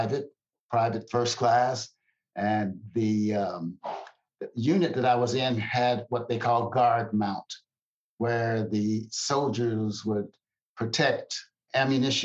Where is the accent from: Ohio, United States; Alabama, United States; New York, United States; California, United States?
Ohio, United States; Lorain; moved away as an adult; also born or lived in Kentucky / Toledo, Ohio / Germany; now in Temple, Texas, United States; I grew up in the great state of Kentucky in my young childhood. In my teen years, it was in the state of Ohio, Toledo, Ohio, in specific, into Lorain, Ohio. That was my formative years